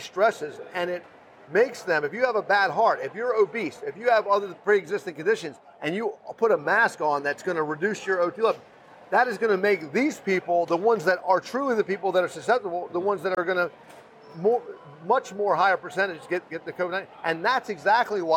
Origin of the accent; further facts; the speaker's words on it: Fort Myers, Florida, United States; I grew up poor. I grew up in East Fort Myers.